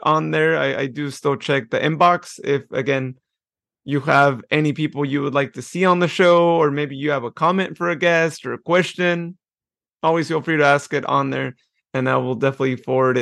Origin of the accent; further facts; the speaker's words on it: near Patterson, California, United States; I grew up near Patterson